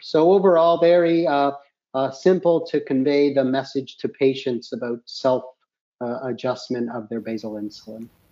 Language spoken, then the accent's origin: English; Canada; I'm from Canada and I practice uh, diabetes in Canada